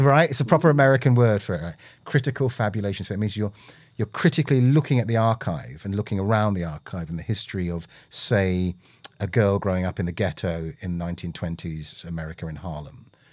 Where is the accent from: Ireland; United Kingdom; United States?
United Kingdom; London; also born or lived in Willesden Green, London; born and bred in Britain, had the usual, hey, you know, where are you from? And you go, Park Royal